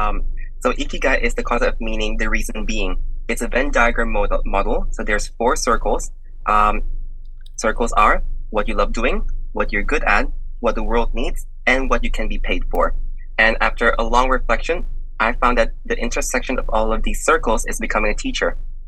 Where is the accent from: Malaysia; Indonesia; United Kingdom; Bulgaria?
Indonesia; now in Melbourne, Australia; my ethnicity is Indonesian